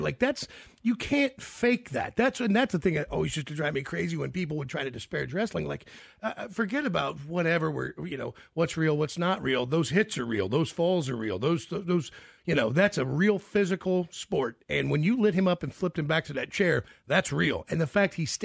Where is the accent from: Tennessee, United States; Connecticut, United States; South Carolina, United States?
Tennessee, United States; Memphis; I was born in Memphis, Tennessee